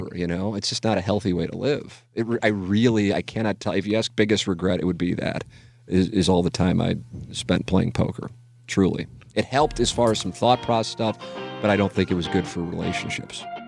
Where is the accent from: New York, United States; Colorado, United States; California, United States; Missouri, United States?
Missouri, United States; St. Louis; I am covering my hometown team